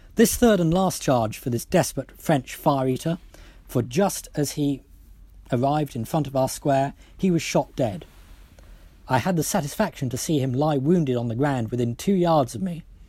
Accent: Wales, United Kingdom; I speak as a Welshman by birth

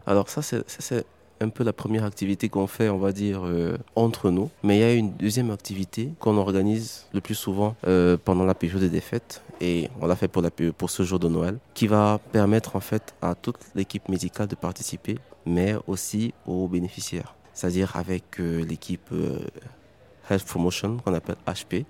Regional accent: Cameroon; also born or lived in Douala; Du Cameroun

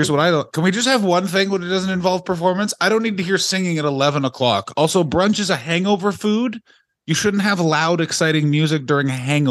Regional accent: San Francisco, California, United States; We are nerd virgins from San Francisco.

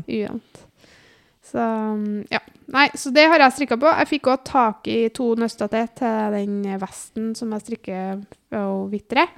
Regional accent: Namsos, Trøndelag, Norway; also born or lived in Byåsen, Trondheim; now in Trondheim, Norway; var jeg hjemme i Namsos en tur.

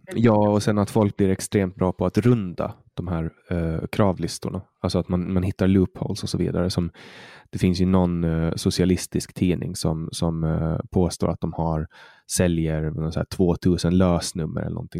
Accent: Åland Islands; jag är född och uppvuxen på Åland

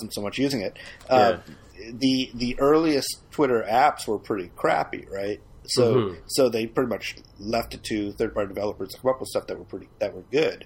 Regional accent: Massachusetts, United States; now in California, United States; I grew up in Massachusetts

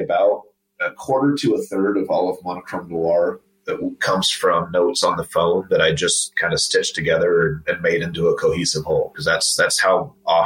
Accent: Los Angeles, California, United States; moved away as an adult; also born or lived in Huntington Beach, California / Washington, DC area, Virginia; now in Utah, United States; I'm from Los Angeles originally

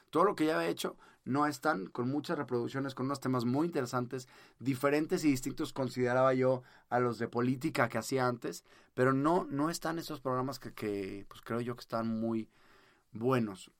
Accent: Mexico; acá en México yo en mi país

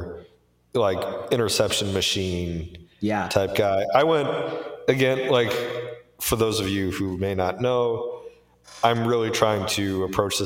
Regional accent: Philadelphia, Pennsylvania, United States; I am from Philly

